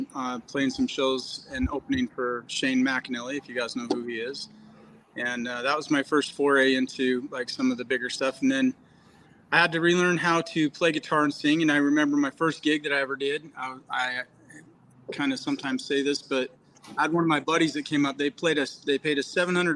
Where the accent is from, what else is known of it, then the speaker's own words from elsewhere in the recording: Utah, United States; I grew up in Utah